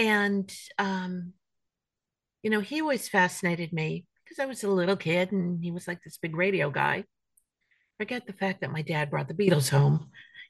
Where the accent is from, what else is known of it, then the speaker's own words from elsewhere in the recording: Los Angeles, California, United States; also born or lived in Bronx, New York; Well, I remember I was a kid from the Bronx, but I grew up in Laurel Canyon and became like a total valley girl.